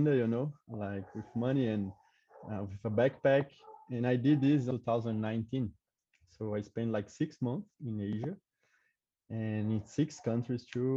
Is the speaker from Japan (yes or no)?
no; Goiás, Brazil; English is a second language; moved away as an adult; also born or lived in São Paulo; I grew up in a small city in Goiás